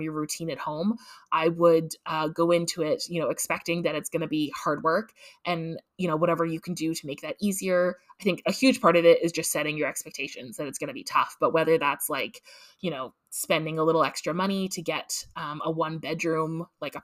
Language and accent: English; Canada; as a Canadian with my free social health care